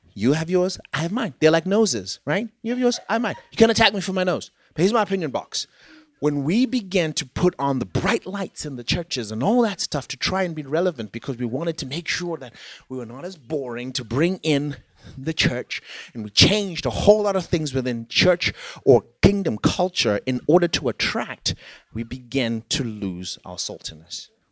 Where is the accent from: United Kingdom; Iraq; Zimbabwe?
Zimbabwe; moved away; I am from Zimbabwe, which was a former British colony